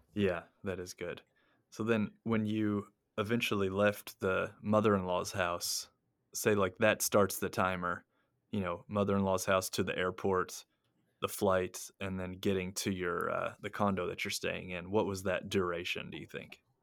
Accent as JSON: {"language": "English", "country": "United States", "moved": "yes", "lives_now": "Japan", "said": "I'm an American"}